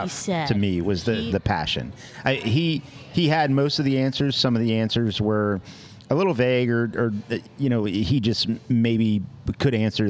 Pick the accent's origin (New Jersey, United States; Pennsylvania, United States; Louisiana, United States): Louisiana, United States; New Orleans; I grew up in the New Orleans area.